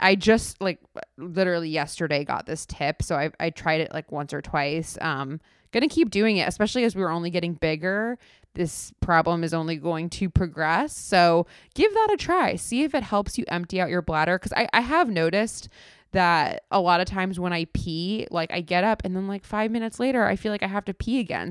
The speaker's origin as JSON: {"language": "English", "region": "South Florida", "country": "United States", "tie": "born or raised there", "moved": "yes", "said": "I grew up in South Florida."}